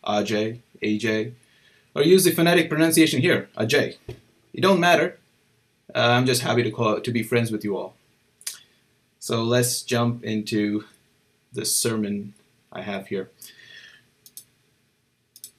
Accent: India; moved away; I'm from India

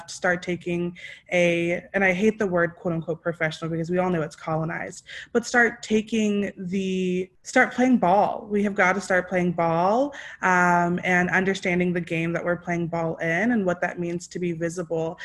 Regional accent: East Texas, United States; now in Richmond, United States; I am currently in Richmond, though I'm originally from East Texas on Shawnee and Choctaw land

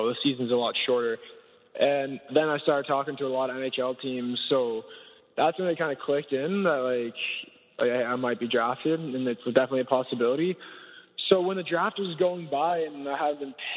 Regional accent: United States; moved away as an adult; now in Victoria, Canada; I grew up in the States

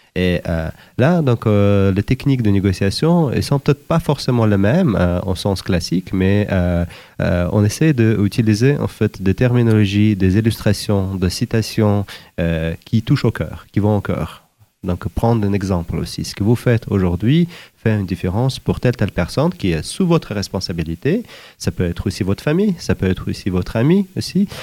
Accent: Uzbekistan; moved away as an adult; also born or lived in Sudan / Zimbabwe / Democratic Republic of the Congo / Algeria; originaire d'Ouzbékistan

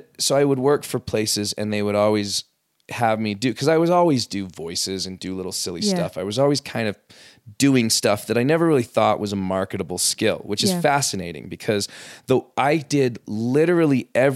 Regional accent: West Jordan, Utah, United States; also born or lived in Los Angeles; I grew up here. In West Jordan, actually.

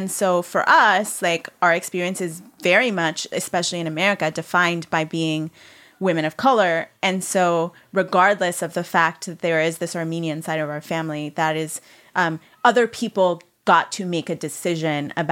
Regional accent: Italy; now in New York, United States; Like I can remember being like, I grew up in Italy, which is totally true.

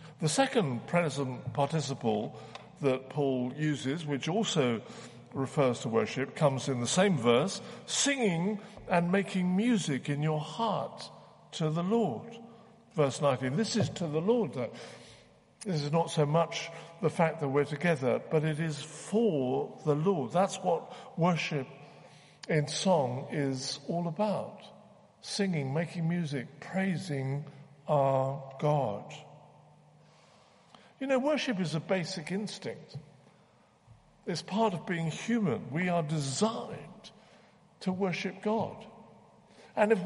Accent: the South, United States; I come from the South.

